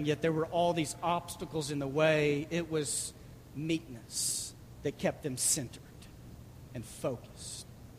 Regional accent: Dallas, Texas, United States; I grew up going to Six Flags a lot because I was raised in Dallas

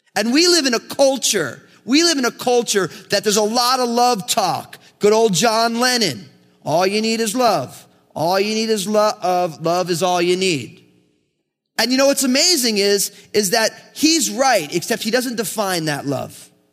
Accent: United States; I grew up in America

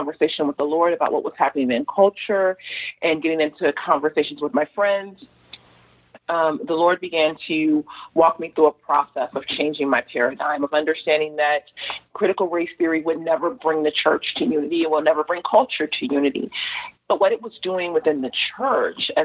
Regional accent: Los Angeles, California, United States; I grew up in South LA. I was there during the riots

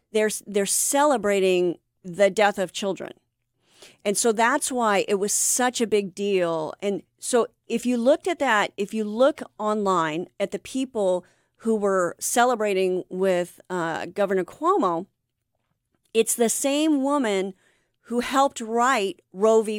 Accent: Anaheim, California, United States; also born or lived in Vista, California; I was raised in Orange County. I'm an Anaheim girl

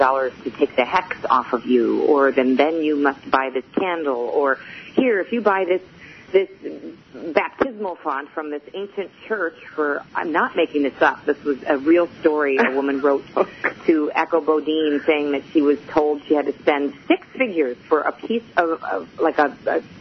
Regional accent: Chicago, Illinois, United States; I am from Chicago

